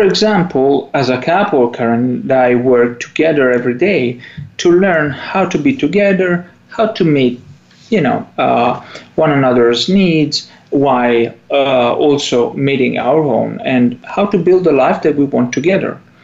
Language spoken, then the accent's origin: English; Italy; accent: Italian; English is a second language; moved away